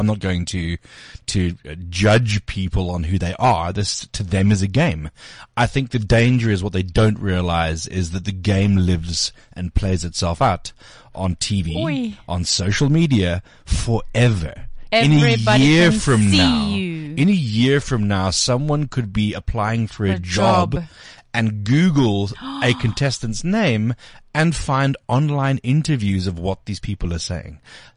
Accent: Benoni, Gauteng, South Africa; I'm from Benoni.

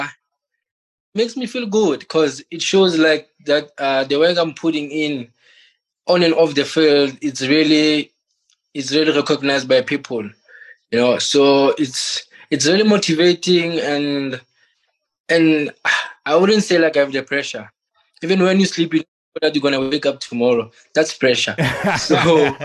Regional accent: Bethlehem, Free State, South Africa; English is a second language; I'm from Bosokong, Los, they call it Loso, like the suburb. I started playing for Juveniles FC

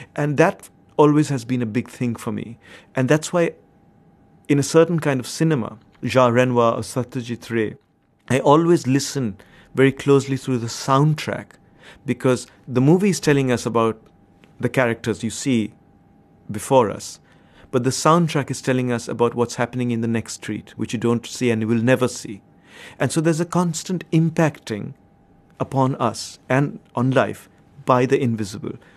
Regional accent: India; I grew up in India at a certain point of time

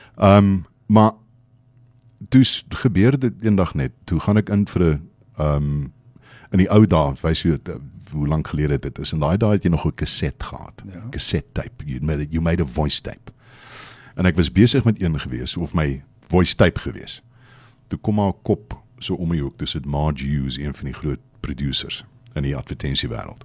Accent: Port Elizabeth, Eastern Cape, South Africa; in my familie is ek kom van PE af. Dis die Oos-Kaap.

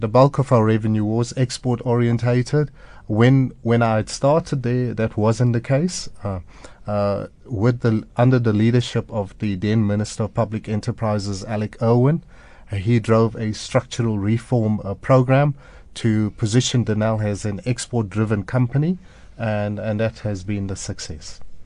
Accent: Durban, KwaZulu-Natal, South Africa; I grew up in Durban

